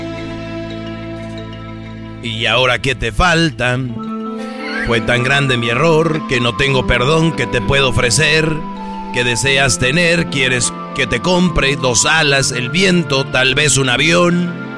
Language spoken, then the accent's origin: Spanish; Mexico; somos mexicanos